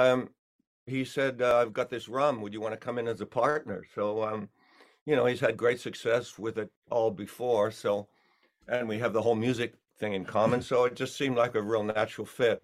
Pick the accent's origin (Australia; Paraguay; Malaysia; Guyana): Australia; accent: Australian; also born or lived in England; now in United States; my Australian accent's still there